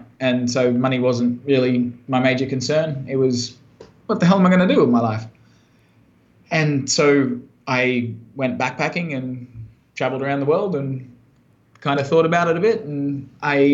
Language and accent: English; countryside near Brisbane, Queensland, Australia; I'm from Brisbane, Australia. Well, originally from out in the countryside near there. So I grew up on a farm and was a country boy in rural Australia